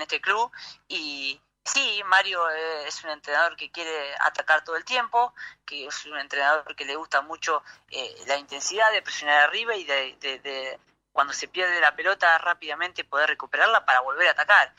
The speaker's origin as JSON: {"language": "Spanish", "country": "Argentina", "tie": "born or raised there", "also_born_or_lived": "Buenos Aires, Argentina", "moved": "as an adult", "lives_now": "Chile", "said": "a los 11 años me fui de Tiberina, un pueblo de sí. habitantes, me fui a, Buenos Aires"}